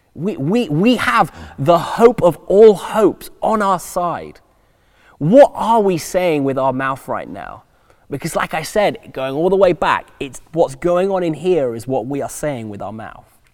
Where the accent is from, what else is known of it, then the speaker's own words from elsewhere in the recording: England, United Kingdom; moved away as an adult; also born or lived in United States; we're English